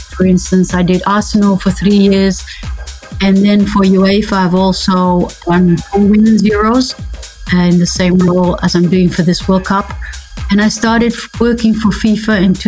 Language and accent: English; Netherlands; I'm from the Netherlands